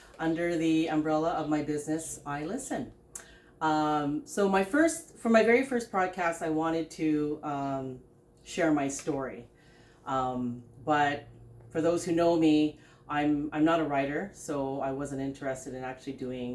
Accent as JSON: {"language": "English", "town": "Pine Point", "region": "Northwest Territories", "country": "Canada", "tie": "born or raised there", "also_born_or_lived": "Philippines", "said": "We moved to the Northwest Territories from the hot Philippines to the winter"}